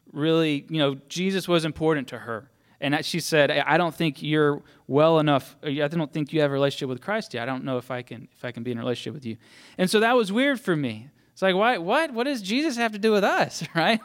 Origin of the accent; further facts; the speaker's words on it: Mississippi, United States; I grew up in church, so my dad was a pastor, so I was supposed to believe, right? That's kind of what, what happens if you're a pastor's kid, a PK. And I was from Mississippi